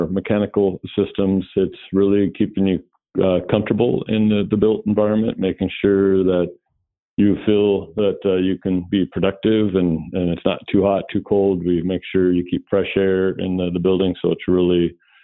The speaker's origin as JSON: {"language": "English", "area": "Puget Sound area", "region": "Washington", "country": "United States", "tie": "born or raised there", "said": "I am born and raised in the Puget Sound area"}